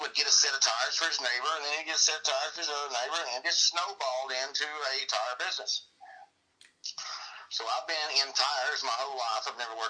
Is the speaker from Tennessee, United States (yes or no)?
yes; Kodak, Tennessee, United States; I'm from Kodak, Tennessee.